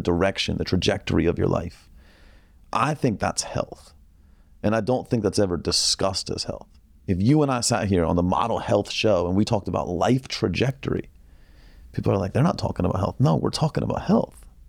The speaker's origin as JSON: {"language": "English", "region": "Northern Virginia", "country": "United States", "tie": "born or raised there", "said": "I grew up in Northern Virginia"}